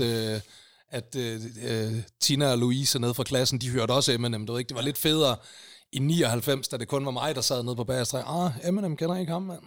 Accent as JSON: {"language": "Danish", "town": "Aalborg", "region": "North Denmark Region", "country": "Denmark", "accent": "Aalborg dialect", "moved": "as an adult", "lives_now": "Copenhagen, Denmark", "said": "Jeg er fra fucking Aalborg, og det bliver jeg ved med at være"}